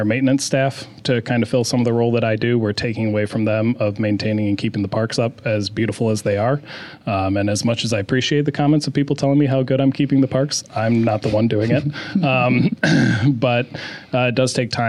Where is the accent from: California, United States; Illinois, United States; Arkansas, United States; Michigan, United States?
Michigan, United States; moved away as an adult; now in Issaquah, United States; I'm actually originally from Michigan